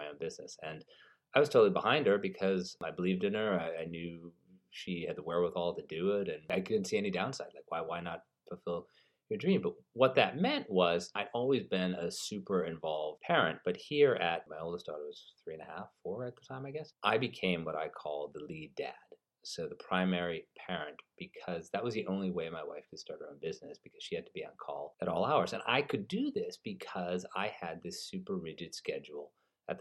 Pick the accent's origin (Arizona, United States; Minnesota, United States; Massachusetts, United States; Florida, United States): Massachusetts, United States; outside of Springfield, Western; As a kid, I grew up in Western Massachusetts, so outside of Springfield